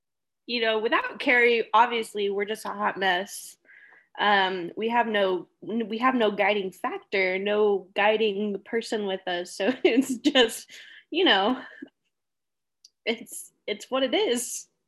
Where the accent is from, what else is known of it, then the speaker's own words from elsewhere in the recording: United Kingdom; accent: British; But, you know, with my British accent and everything, it's a struggle.